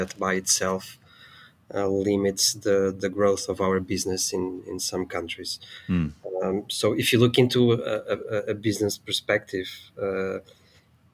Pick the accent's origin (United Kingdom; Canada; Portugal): Portugal; I'm from Portugal as well.